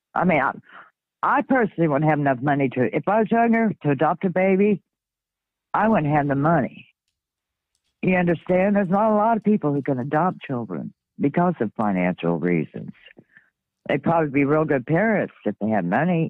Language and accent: English; Kentucky, United States; I'm from Kentucky. I live in Kentucky